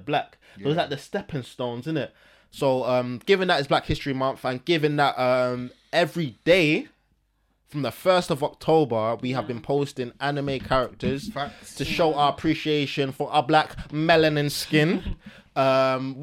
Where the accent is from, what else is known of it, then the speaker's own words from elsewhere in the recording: England, United Kingdom; We are born in England. We are bro, English.